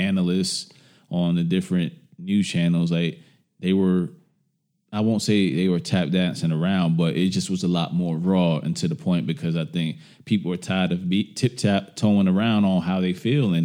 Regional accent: New York, United States; moved away; I got family in New York because I'm from New York

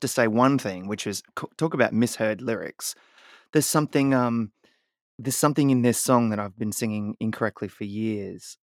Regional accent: Australia; now in United States; growing up in Australia

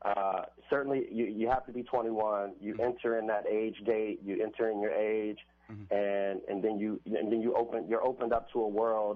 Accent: Washington, District of Columbia, United States; So for me, originally I'm from Washington, D.C. I grew up in Northeast D.C. In a place called Langston Terrace. We were at one point where the murder capital of the world.

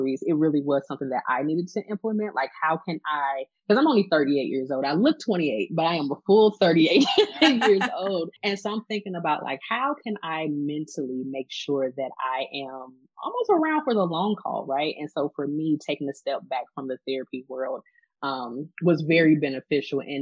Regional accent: St. Louis, Missouri, United States; I am from St. Louis. I am born and raised here

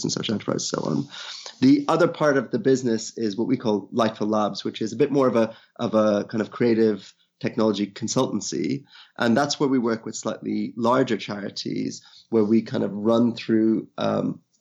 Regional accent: Ireland; moved away as an adult; also born or lived in India; now in United Kingdom; originally from India, I grew up in Ireland, been living in the UK now for almost 20 years

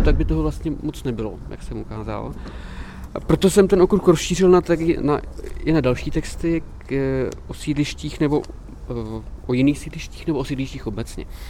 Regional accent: Prague, Czechia; also born or lived in Prosek, Prague; je to lokalita, kde jsem se narodil

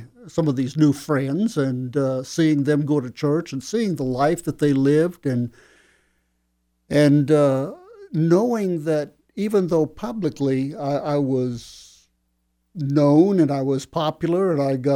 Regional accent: Phoenix, Arizona, United States; I transferred in Phoenix, where I grew up in Arizona.

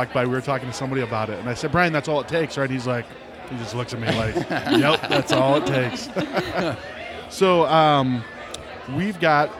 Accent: Ohio, United States; I was from Ohio, too?

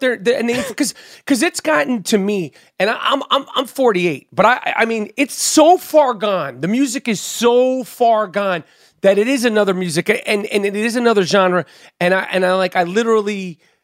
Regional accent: New York City, New York, United States; when I was growing up in New York City

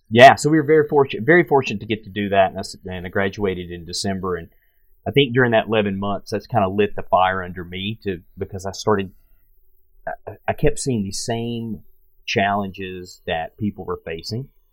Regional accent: Pikeville, Tennessee, United States; I'm originally from Tennessee, and I grew up in a little town called Pikeville, Tennessee, 2,000 people.

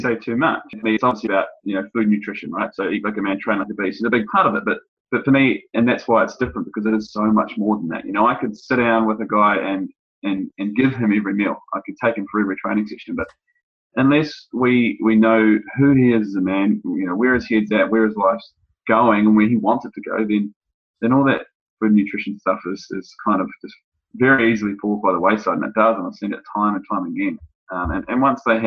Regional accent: New Zealand; moved away as an adult; also born or lived in United Kingdom; now in Sydney, Australia; having grown up in New Zealand. My accent may come through to some of you

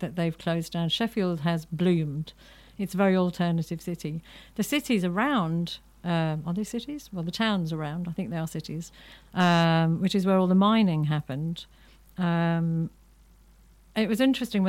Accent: Ireland; I'm an Irish Catholic

